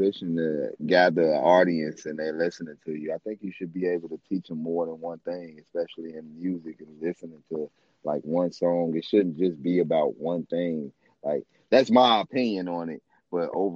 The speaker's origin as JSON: {"language": "English", "town": "Chicago", "region": "Illinois", "country": "United States", "tie": "born or raised there", "said": "I grew up all over Chicago. I'm a Chicagoan"}